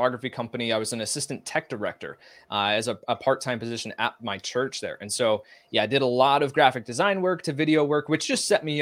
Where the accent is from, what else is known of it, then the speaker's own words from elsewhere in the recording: outside Chicago, Illinois, United States; growing up outside Chicago